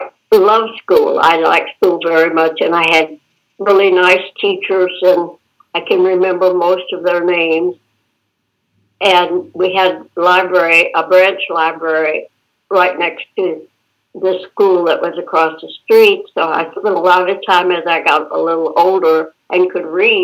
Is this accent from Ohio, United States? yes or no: no; Houston, Texas, United States; also born or lived in Michigan / Florida / Louisiana; now in Glendale, United States; Well, I was born in Michigan, but we moved to Texas, and I lived in Houston my growing up years. Houston, Texas.